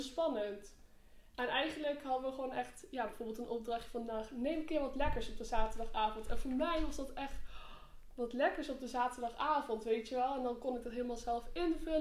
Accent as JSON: {"language": "Dutch", "town": "Arnhem", "region": "Gelderland", "country": "Netherlands", "said": "ik eh, ben 18 jaar, ik kom uit Arnhem"}